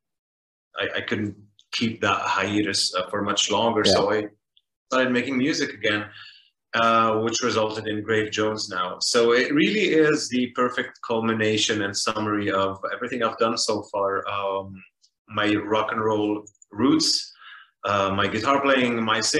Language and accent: English; Beirut, Beirut Governorate, Lebanon; moved away as an adult; also born or lived in Paris, France; I grew up in Beirut, Lebanon